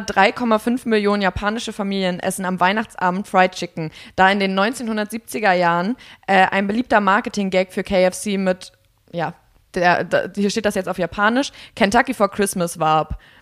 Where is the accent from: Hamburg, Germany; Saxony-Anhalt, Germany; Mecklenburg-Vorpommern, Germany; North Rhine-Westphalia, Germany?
Mecklenburg-Vorpommern, Germany; ich komme aus Mecklenburg